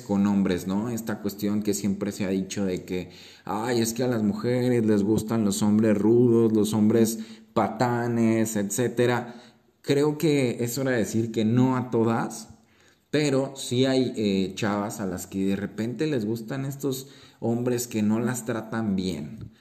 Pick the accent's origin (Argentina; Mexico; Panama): Mexico; como mexicanos o latinos creo que tenemos el fuego y la fiesta en la sangre